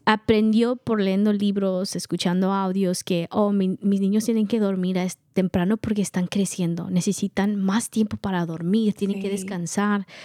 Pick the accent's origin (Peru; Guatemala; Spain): Guatemala; now in United States; Somos de Guatemala